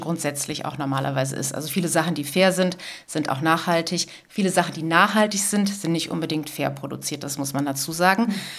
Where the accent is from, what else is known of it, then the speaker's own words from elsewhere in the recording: Cologne, North Rhine-Westphalia, Germany; bei uns in Köln